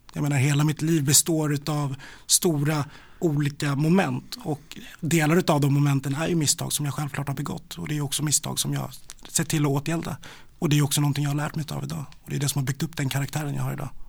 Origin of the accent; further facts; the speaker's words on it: Stockholm, Stockholm County, Sweden; also born or lived in Rinkeby; Jag är eh, född i Rinkeby och eh, uppväxt i Vällingby-Hässelby i Västerort